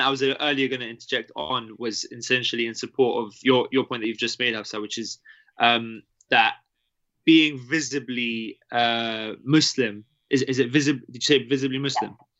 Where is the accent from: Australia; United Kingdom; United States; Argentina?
United Kingdom; growing up in the UK